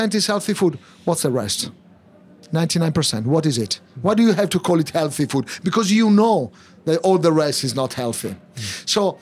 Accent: Milan, Lombardy, Italy; moved away as an adult; also born or lived in Tokyo, Japan; now in London, United Kingdom; I'm from Milano, which means I make things happen

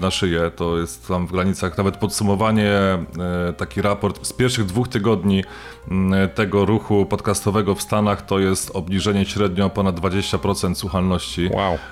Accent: Sosnowiec, Silesian Voivodeship, Poland; ja jestem z e, rodowitym sosnowiczaninem

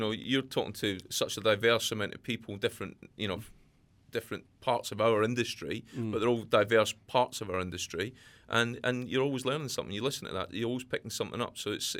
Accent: Scotland, United Kingdom; I've actually jumped the fence completely into Scotland because I've got a passion to deal with my home country at the end of the day.

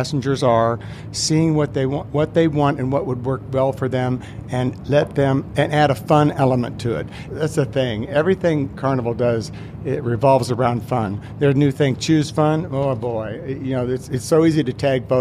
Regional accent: Kansas, United States; a boy that was born and raised in Kansas

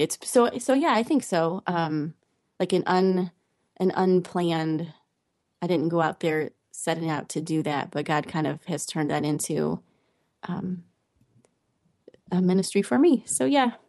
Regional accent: Cleveland, Ohio, United States; moved away as an adult; also born or lived in Texas; now in Ohio, United States; I'm from Cleveland, Ohio originally

